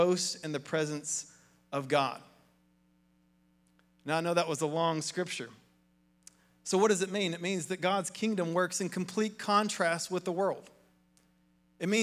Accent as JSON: {"language": "English", "town": "Athens", "region": "Tennessee", "country": "United States", "tie": "born or raised there", "said": "I grew up in Athens across the river, in McMinn County"}